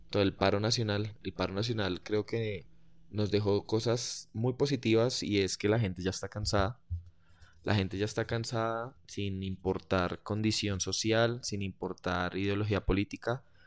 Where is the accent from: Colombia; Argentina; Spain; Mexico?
Colombia; no soy argentino, soy colombiano